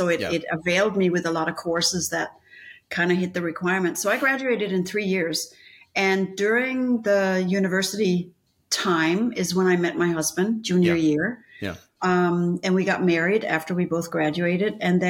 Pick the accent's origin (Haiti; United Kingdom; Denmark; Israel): Denmark; Copenhagen; moved away as an adult; also born or lived in Chicago; now in United States; So I grew up in Denmark. I was born in Copenhagen.